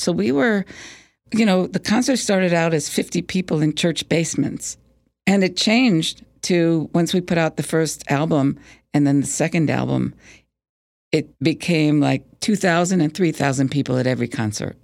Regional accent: Plainview, New York, United States; I grew up on Long Island, in Plainview

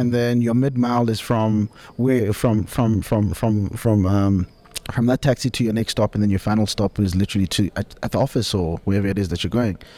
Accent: Soweto, Gauteng, South Africa; moved away; born and bred in Soweto, exported to the burbs, matured in various parts of the country.

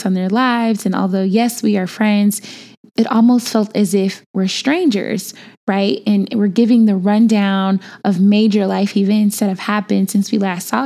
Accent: Chicago, Illinois, United States; moved away; I am from Chicago, born and bred, and was just home for a minute

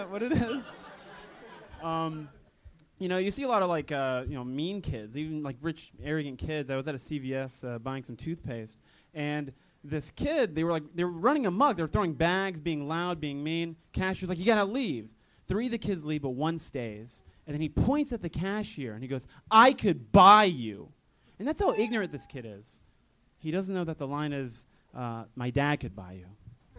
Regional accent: Sarasota, Florida, United States; moved away as an adult; now in Los Angeles, United States; I'm originally from Sarasota, Florida.

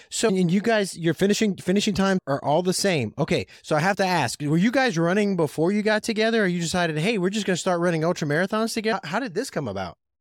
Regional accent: Lafayette, Louisiana, United States; I'm from Lafayette area

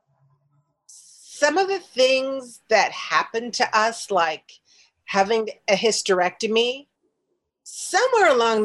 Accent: Chicago, Illinois, United States; moved away as an adult; also born or lived in New York; my hometown of Chicago

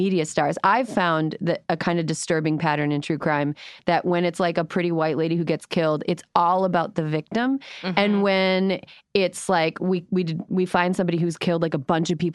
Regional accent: Western Wisconsin, United States; I'm from Western Wisconsin.

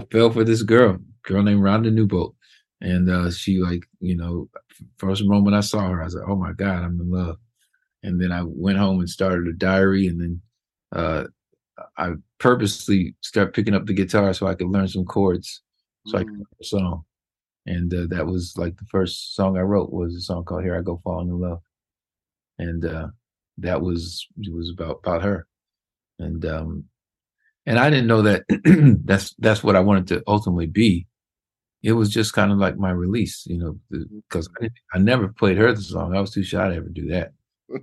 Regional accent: Indianapolis, Indiana, United States; Indianapolis was a kind of a big small town. And it was great growing up there

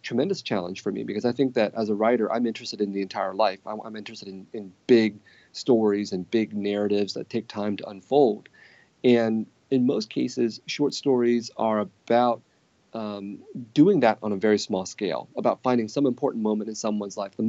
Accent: San Jose, California, United States; growing up in San Jose of the 1970s and 1980s

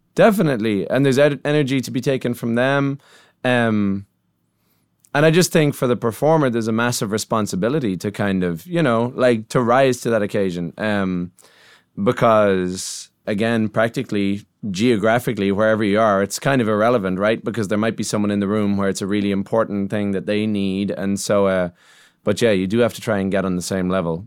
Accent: Ireland; as an Irish songwriter

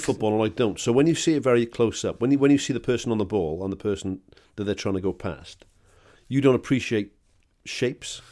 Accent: Wales, United Kingdom; I'm bloody Welsh

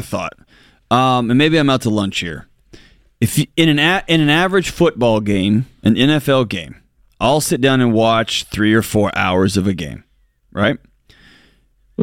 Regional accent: West Texas, United States; I'm from West Texas

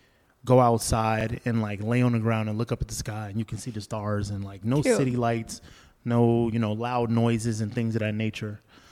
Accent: Orlando, Florida, United States; moved away; also born or lived in California; I grew up in Orlando, Florida, like the middle of Florida, in an urban setting. And so to move from there to California, near Santa Barbara area, so about an hour 15 from Los Angeles, to a beach city, it was totally different.

